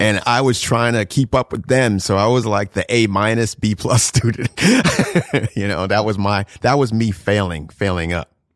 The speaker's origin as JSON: {"language": "English", "region": "New Jersey", "country": "United States", "tie": "born or raised there", "also_born_or_lived": "South Florida", "moved": "yes", "lives_now": "New York City, United States", "said": "I grew up in South Jersey, so it's kinda like, you know, these white kids."}